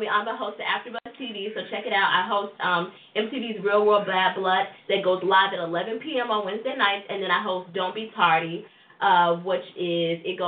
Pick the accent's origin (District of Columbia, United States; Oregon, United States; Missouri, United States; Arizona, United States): Missouri, United States; St. Louis; I'm from St. Louis